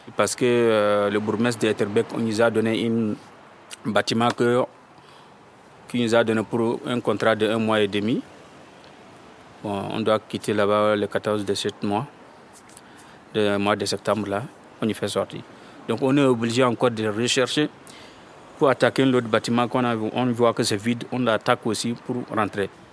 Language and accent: French; Benin; now in Belgium; je suis béninois